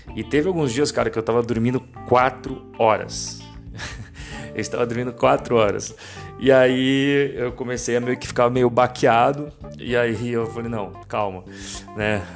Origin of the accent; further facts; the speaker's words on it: Brazil; moved away; Nós, como brasileiros, temos uma visão mais apaixonada. Porque a gente morou no Brasil, porque a gente fala português